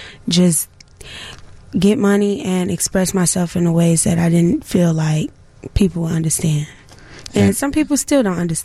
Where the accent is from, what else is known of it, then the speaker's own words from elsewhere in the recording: Chicago, Illinois, United States; I went to all-girls school, the Young Chicago Women. So I was moved around a lot, but Inglewood is my home.